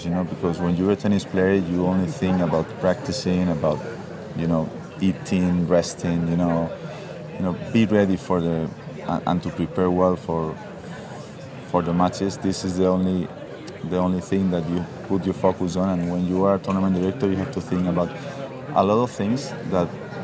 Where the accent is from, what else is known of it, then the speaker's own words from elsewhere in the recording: Madrid, Community of Madrid, Spain; in Madrid, which is my hometown